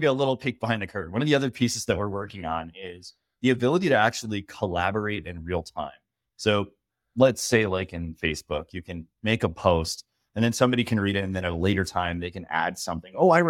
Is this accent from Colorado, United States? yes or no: yes; Boulder, Colorado, United States; I'm from Colorado, grew up in Boulder, ended up joining the military when I was 24